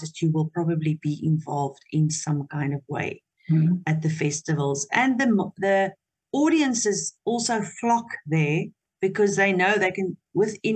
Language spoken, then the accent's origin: English; Potchefstroom, North West, South Africa; first language Afrikaans; English is a second language; I was raised in Potchefstroom, that is a very conservative community